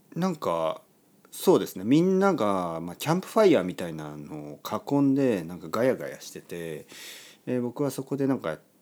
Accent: Oita, Japan; 大分県で生まれた僕

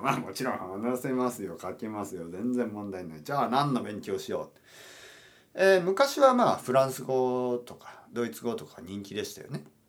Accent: Japan; 日本に住んでいる日本人としてはですよ

